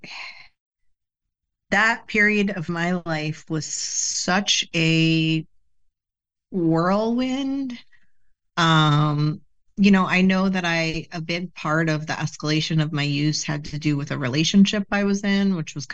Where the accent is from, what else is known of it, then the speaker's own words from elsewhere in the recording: Bergen County, New Jersey, United States; North, Bergen County